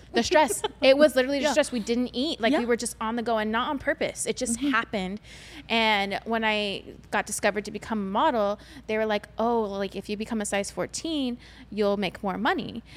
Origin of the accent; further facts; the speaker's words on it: United States; I'm an, Amer- an American Asian. I'm not from China